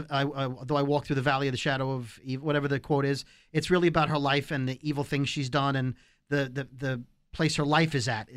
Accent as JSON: {"language": "English", "region": "New York", "country": "United States", "said": "I'm a New Yorker, so you can tell me whatever."}